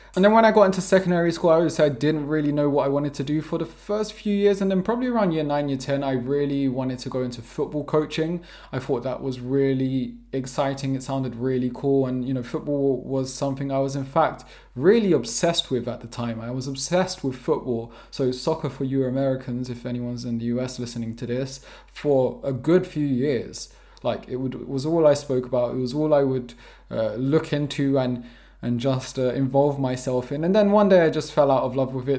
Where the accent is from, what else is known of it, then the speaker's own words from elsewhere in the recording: London, United Kingdom; first language English; moved away as an adult; also born or lived in Preston / Vermont; now in Portugal; I'm born and raised in London, South London to be precise.